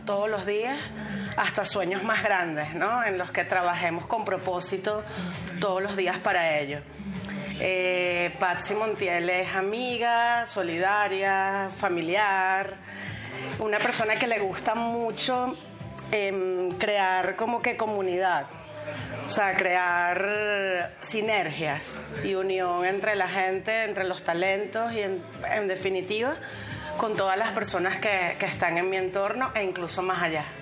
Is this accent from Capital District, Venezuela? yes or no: yes; Caracas, Capital District, Venezuela; moved away as an adult; now in Madrid, Spain; soy de Caracas, Venezuela